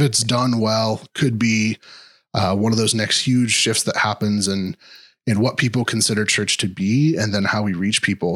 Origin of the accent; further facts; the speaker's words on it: Kansas City, Missouri, United States; I am from Kansas City.